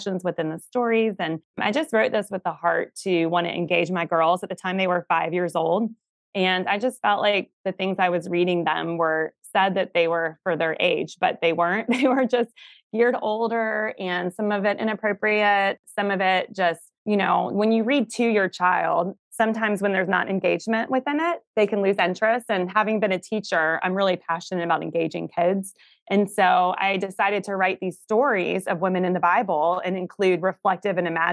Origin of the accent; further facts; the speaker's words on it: Atlanta, Georgia, United States; now in South Carolina, United States; I'm from Atlanta originally and now live in South Carolina